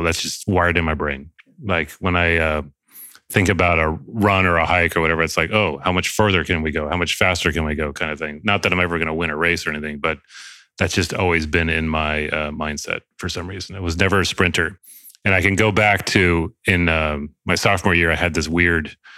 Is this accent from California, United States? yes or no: yes; Solvang, California, United States; now in San Francisco, United States; I grew up in Solvang, which is San Ynez Valley near Santa Barbara